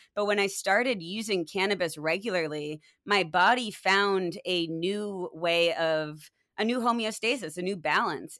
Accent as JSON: {"language": "English", "region": "Maine", "country": "United States", "tie": "born or raised there", "said": "I grew up in Maine where nature was all around me"}